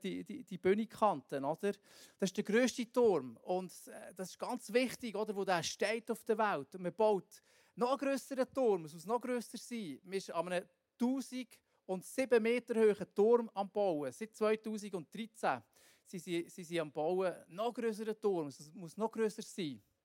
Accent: Bern, Switzerland; wir hier so als Berner

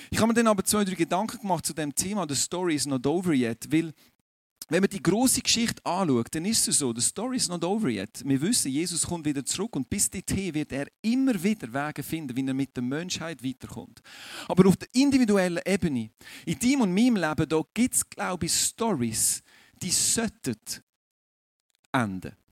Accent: Aargau, Switzerland; Das werde ich euch jetzt sagen als Aargauer, ich bin dort relativ entspannt, weil bei uns läuft nicht viel fußballtechnisch.

